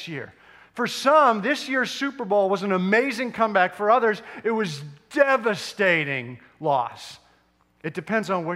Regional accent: Edmonton, Alberta, Canada; moved away; which I grew up, born and raised in Edmonton

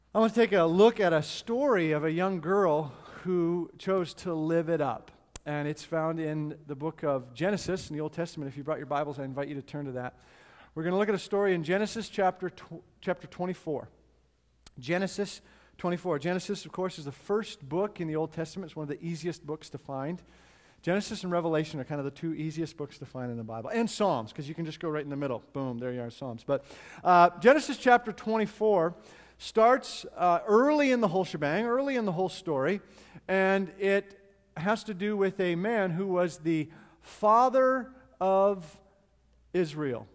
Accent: Edmonton, Alberta, Canada; moved away; family and I went to Edmonton, Canada, which is my hometown

